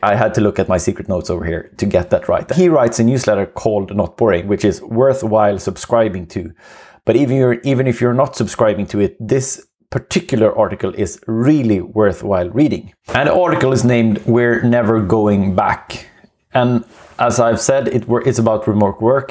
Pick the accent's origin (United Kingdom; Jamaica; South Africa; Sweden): Sweden; accent: Swenglish; English is a second language; It's gonna be Swenglish for some time